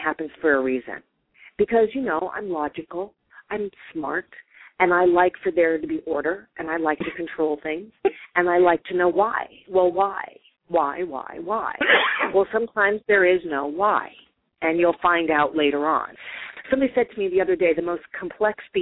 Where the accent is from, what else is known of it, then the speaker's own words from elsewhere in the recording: New York, United States; I'm from New York